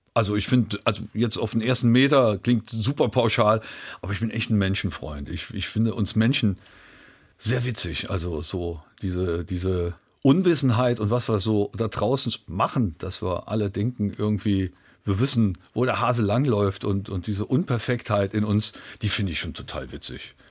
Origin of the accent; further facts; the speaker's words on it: Trier, Rhineland-Palatinate, Germany; in Trier, in meiner Heimatstadt